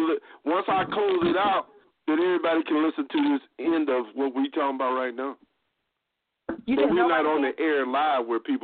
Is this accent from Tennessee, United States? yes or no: no; Wintersville, Ohio, United States; I grew up with in Wintersville